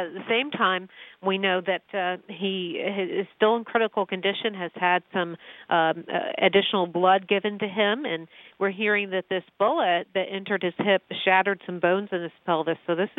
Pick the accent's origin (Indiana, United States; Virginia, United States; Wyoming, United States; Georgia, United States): Virginia, United States; Northern; I grew up in Northern Virginia